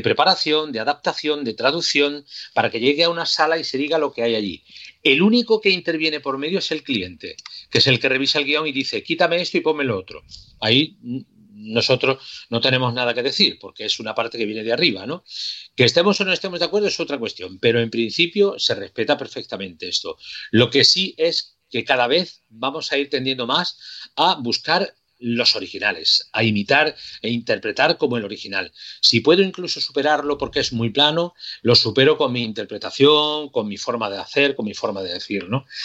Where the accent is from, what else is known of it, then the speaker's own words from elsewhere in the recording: Córdoba, Andalusia, Spain; mi ciudad Córdoba